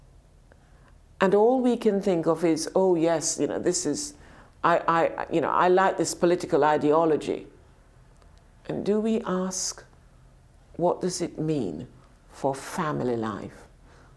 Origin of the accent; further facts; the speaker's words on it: United Kingdom; also born or lived in Jamaica; we as British people